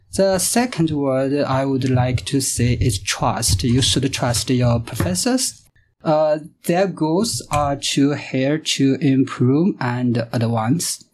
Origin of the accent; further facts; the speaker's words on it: China; English is a second language; moved away as an adult; now in Canada; I'm from China.